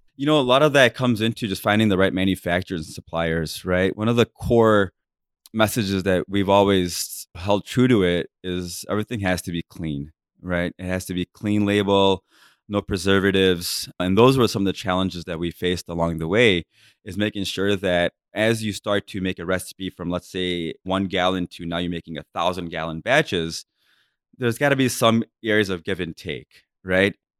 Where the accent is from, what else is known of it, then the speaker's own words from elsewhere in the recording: United States; I was brought up being really culturally Indian, right? And also being very American at the same time